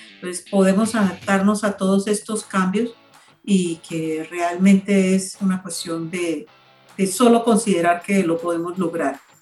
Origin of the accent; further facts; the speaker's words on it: Colombia; nosotros también como colombianos